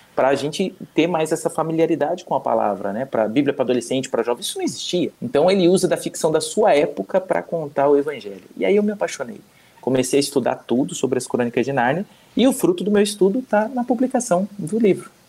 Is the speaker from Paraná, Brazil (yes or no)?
yes; Curitiba, Paraná, Brazil; moved away as an adult; now in Spain; sou curitibano